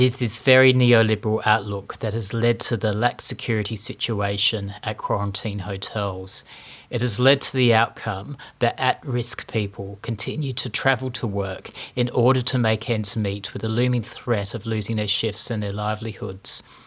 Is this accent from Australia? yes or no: yes; Melbourne, Victoria, Australia; I wake up in my hometown of Melbourne